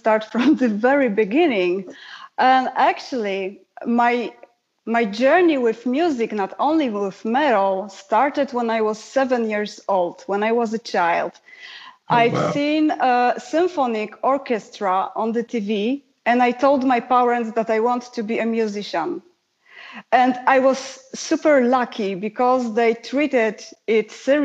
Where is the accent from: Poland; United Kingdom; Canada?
Poland; first language Polish; English is a second language; Polish is my first language